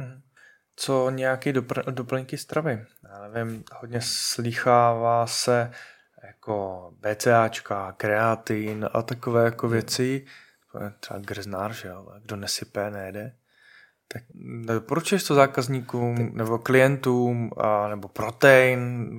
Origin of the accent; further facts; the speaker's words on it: Moravia, Czechia; jsme Moraváci a jsme na Moravě